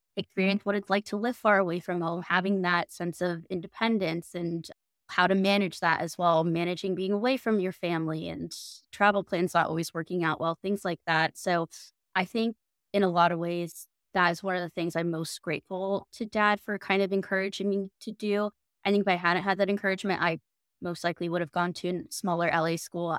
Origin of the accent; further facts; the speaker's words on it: United States; moved away as an adult; also born or lived in Florida, United States / Los Angeles, California, United States; now in New York City, United States; We grew up in Florida and Los Angeles